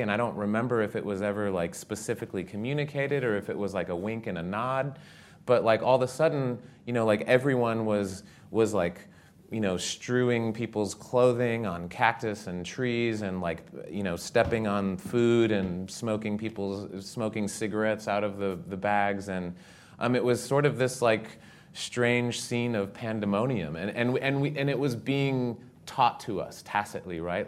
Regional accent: Southwest, United States; moved away as an adult; I grew up in the Southwest

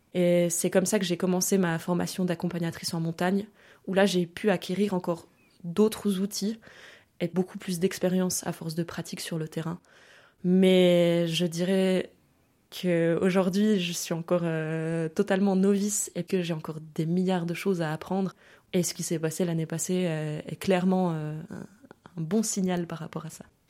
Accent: France; also born or lived in Germany; France, là où j'ai grandi en fait, où j'ai passé euh, beaucoup de temps, au bord de la mer

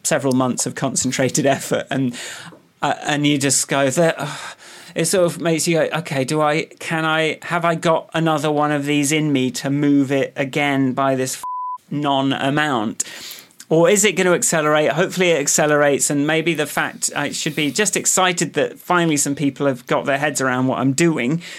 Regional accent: Radcliffe on Trent, East Midlands, United Kingdom; born or raised there; now in London, United Kingdom

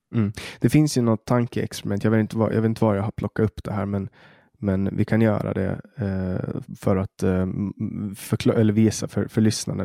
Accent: Åland, Åland Islands; här på Åland där jag växte upp

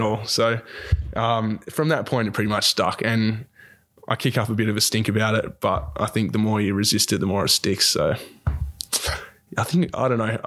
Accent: Dunsborough, Western Australia, Australia; also born or lived in Bunbury / Perth; I grew up down in Dunsborough

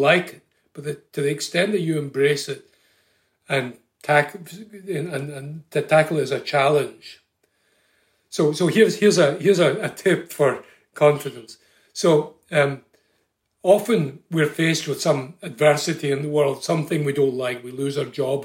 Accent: Scotland, United Kingdom; now in Ireland; I come from Scotland originally

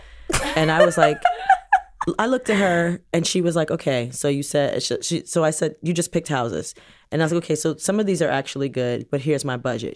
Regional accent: New York City, New York, United States; also born or lived in Jamaica (ancestry); now in New Jersey, United States; we grew up in New York City

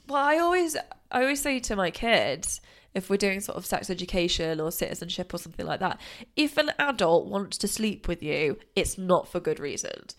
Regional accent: United Kingdom; being British

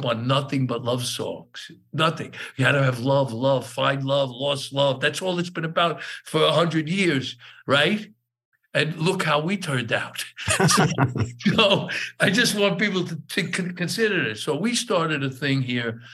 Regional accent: New York City, New York, United States; I grew up in East New York and Brooklyn

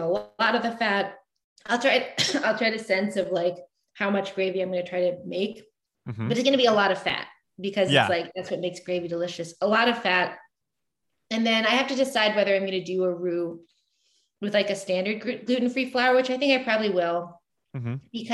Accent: the South, United States; I grew up in the South

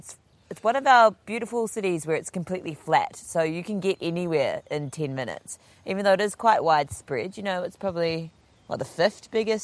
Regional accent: Palmerston North, Manawatū-Whanganui, New Zealand; I grew up in Palmerston North, which is, definitely like an inland kind of, metropolis.

